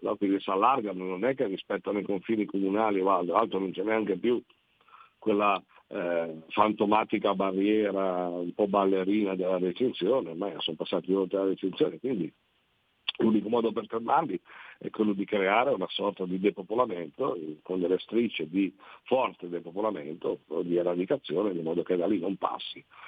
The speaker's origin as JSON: {"language": "Italian", "region": "Liguria", "country": "Italy", "said": "noi come Liguri"}